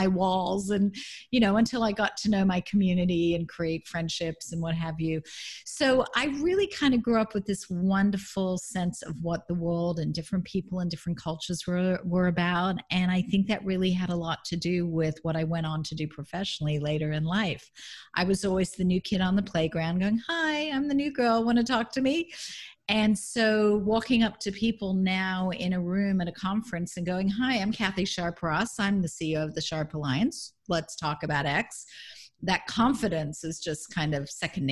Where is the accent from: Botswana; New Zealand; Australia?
Australia; Melbourne, Victoria; now in California, United States; Grew up in Melbourne, Australia.